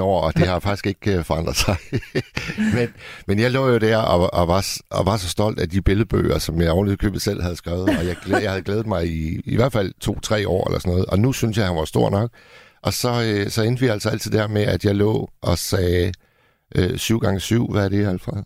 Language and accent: Danish; Hirtshals, North Denmark Region, Denmark; min hjemby, Hirtshals